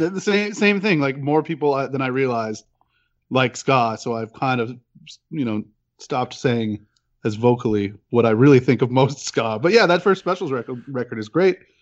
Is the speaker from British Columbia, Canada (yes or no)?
no; Peterborough, Ontario, Canada; now in Toronto, Canada; I grew up in Peterborough, uh, which is about an hour and a half outside